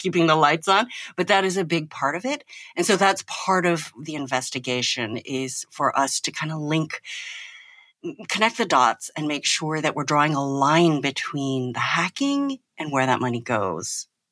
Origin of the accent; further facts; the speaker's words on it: United States; as an American